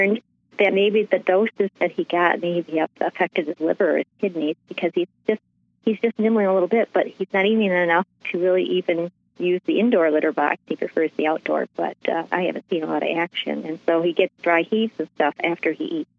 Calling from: Michigan, United States; I'm calling from Michigan

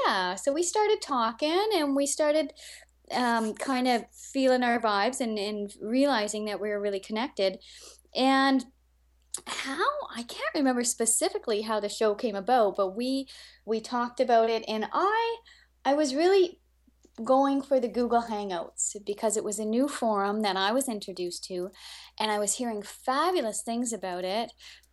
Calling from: Canada; This is …, and I live right next to the Arctic Ocean in Canada. So if you know where Edmonton is and just fly straight north until you hit the Arctic Ocean, that's me

